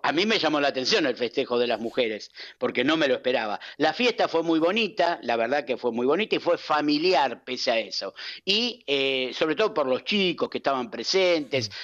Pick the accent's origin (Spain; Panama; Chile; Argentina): Argentina; como buen argentino